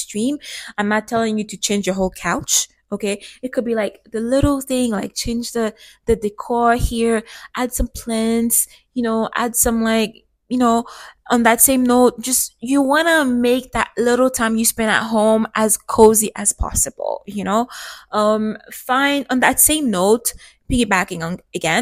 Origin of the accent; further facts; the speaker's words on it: Canada; Growing up in Canada